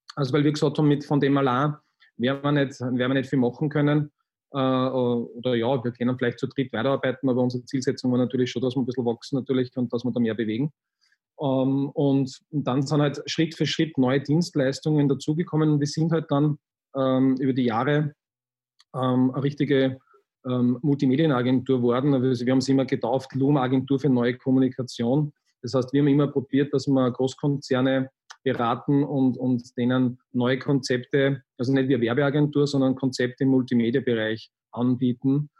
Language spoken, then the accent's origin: German; Linz, Upper Austria, Austria; ich bin am Stadtrand von Linz aufgewachsen